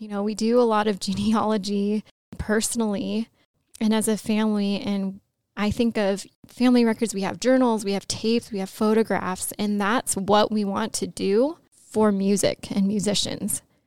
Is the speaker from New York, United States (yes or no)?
no; Los Angeles, California, United States; I grew up in Los Angeles